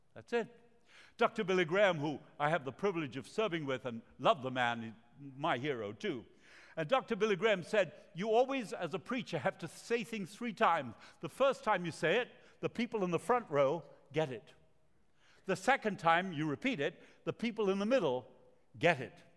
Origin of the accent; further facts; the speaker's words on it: Montevideo, Uruguay; English is a second language; moved away; also born or lived in Argentina; I speak with an accent. I was born in Latin America, the city of Montevideo, country of Uruguay, and uh, my parents are from Argentina